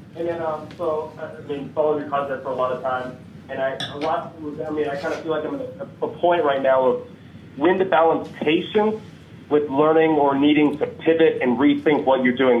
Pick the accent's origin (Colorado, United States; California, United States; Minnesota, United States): Colorado, United States; Denver; I'm from Denver, Colorado.